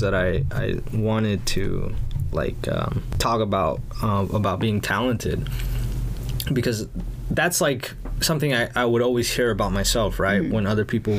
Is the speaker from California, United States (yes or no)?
yes; Los Angeles, California, United States; first language Spanish; English is a second language; born and raised South Central LA.